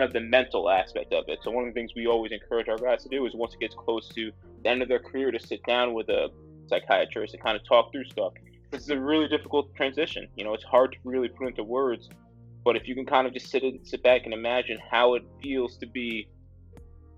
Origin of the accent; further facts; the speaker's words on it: United States; I was born right outside of New York